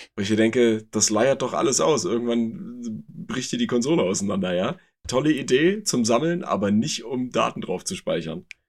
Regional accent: Germany; bei uns in Deutschland

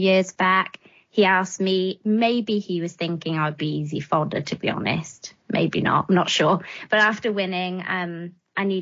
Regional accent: Wales, United Kingdom; now in England; I'm from the land of dragons, and that's Wales to to most people. But I've lived in England a long time now.

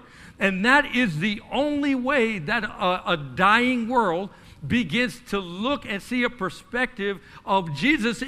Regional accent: Cedar Rapids, Iowa, United States; I grew up in Cedar Rapids, Iowa, and I was less than 10% of our demographic

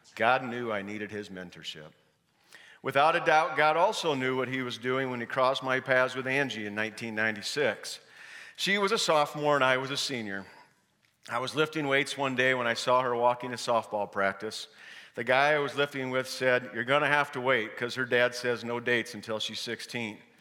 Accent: Parkersburg, Iowa, United States; I was born and raised in Parkersburg, Iowa

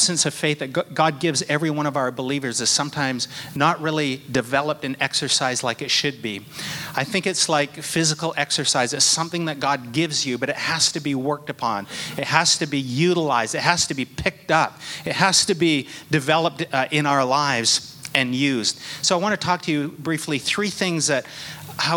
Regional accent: Port Alberni, British Columbia, Canada; now in Toronto, Canada; Growing up in Vancouver Island is great to be home. Our little town of Port Alberni

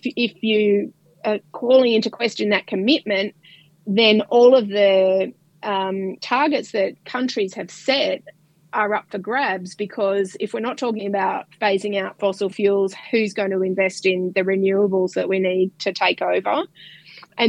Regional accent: Melbourne, Victoria, Australia; moved away as an adult; now in Perth, Australia; I grew up in Melbourne

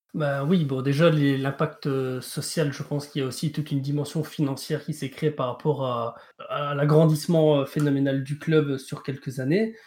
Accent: Belgium; en tant que Belge

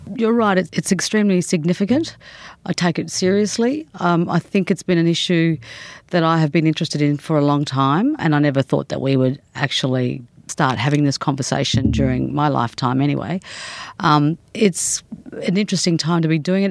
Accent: Darwin, Northern Territory, Australia; I come from Darwin. I was born there and grew up there.

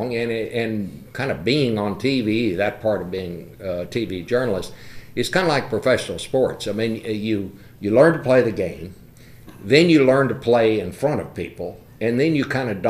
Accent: Fort Worth, Texas, United States; I went to high school in Fort Worth

